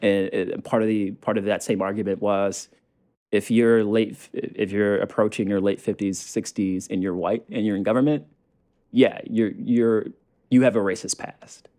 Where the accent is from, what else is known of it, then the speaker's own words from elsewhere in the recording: the South, United States; the person that I was growing up in the South